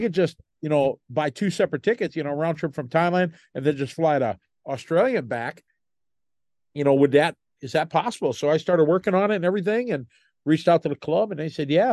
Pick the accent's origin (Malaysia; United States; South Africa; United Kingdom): United States; me being an American